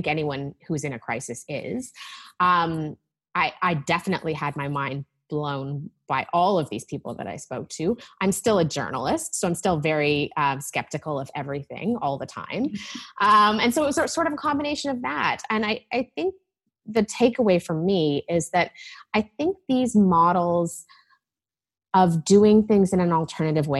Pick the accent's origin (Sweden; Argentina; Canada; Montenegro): Canada; Vancouver, British Columbia; moved away as an adult; also born or lived in Toronto; now in Vancouver, Canada; I grew up on the West Coast